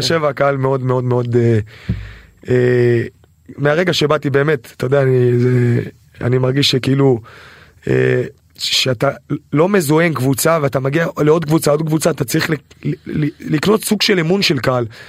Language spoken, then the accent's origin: Hebrew; Israel